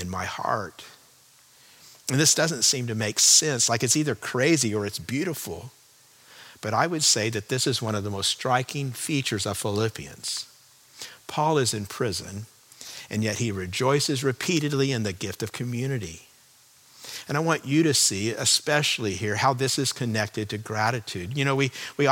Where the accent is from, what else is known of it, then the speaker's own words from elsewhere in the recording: California, United States; moved away as an adult; also born or lived in Chicago, Illinois; I grew up in California